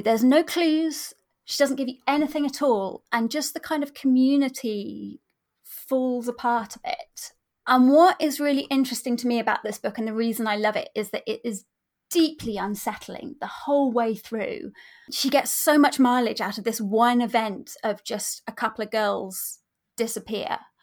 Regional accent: near the New Forest, Hampshire, South East England, United Kingdom; I grew up near the New Forest, um, in Hampshire.

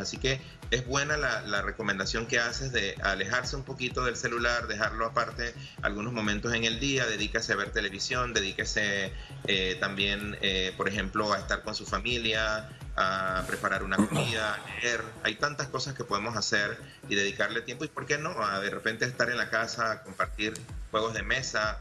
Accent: Panama; como panameños

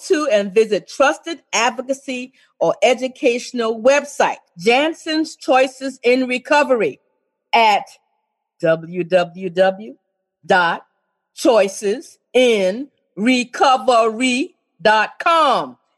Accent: South Carolina, United States; accent: Geechee; I'm a Geechee from South Carolina

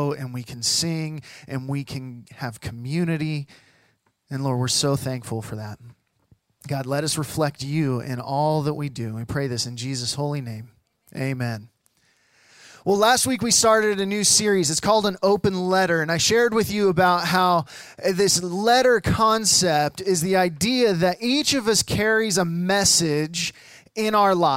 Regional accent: the Northwest, Pacific Northwest, United States; moved away; I'm from the Northwest and my family's from the Northwest

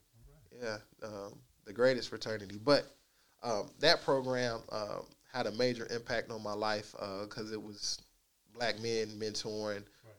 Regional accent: Dallas, Texas, United States; I grew up and was able to experience a lot of different facets and aspects of Dallas

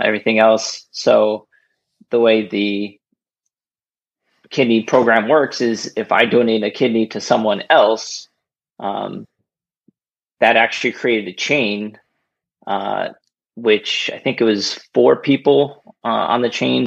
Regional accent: Rahway, New Jersey, United States; moved away as an adult; also born or lived in Lyndhurst, New Jersey; now in Bethlehem, United States; I grew up in Rahway

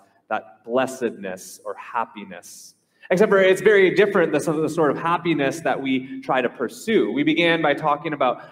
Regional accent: Minnesota, United States; now in Hawaii, United States; I grew up in Minnesota, the state of hockey

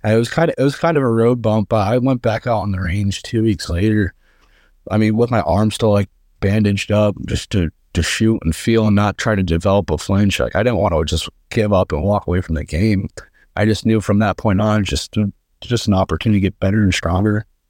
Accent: Friendsville, Pennsylvania, United States; I'm from, uh, a town called Friendsville, Pennsylvania

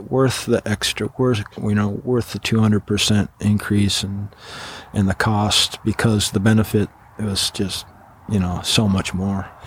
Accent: Washington, United States; growing up in Washington, like you were

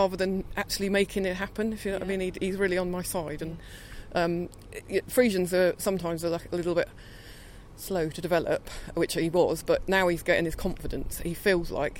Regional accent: Hampshire, South East England, United Kingdom; I'm from Hampshire.

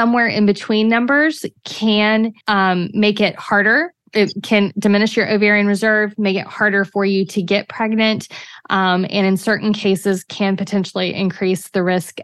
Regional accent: New Braunfels, Texas, United States; New Braunfels, my hometown, right between San Antonio and Austin.

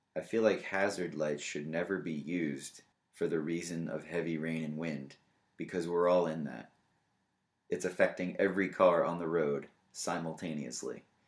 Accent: New York, United States; moved away; we are originally from New York

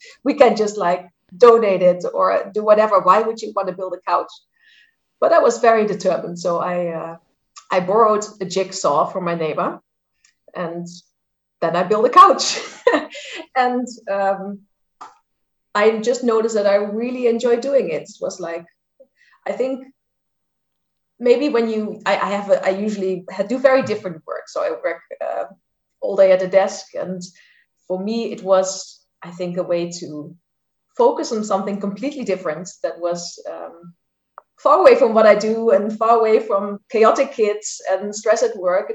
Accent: Netherlands; moved away as an adult; now in Germany; I live in Germany, although I'm Dutch from the Netherlands. I've lived here for quite some years already.

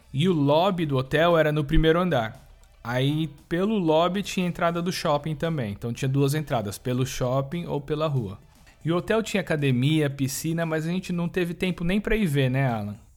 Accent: Brazil; a gente é brasileiro

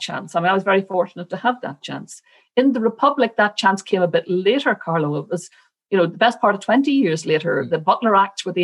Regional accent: Northern Ireland, United Kingdom; I grew up in a place where Catholics were undoubtedly the underdogs and the second-class citizens

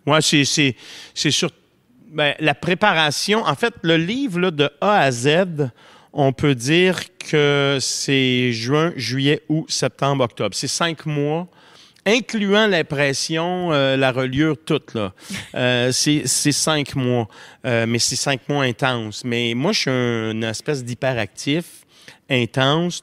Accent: Montreal, Quebec, Canada; l'appartement de maison Maisonneuve, où je suis né, à Montréal

